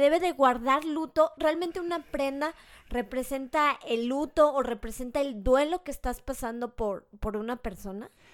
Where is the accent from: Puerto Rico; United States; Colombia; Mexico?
Mexico; como mexicanos.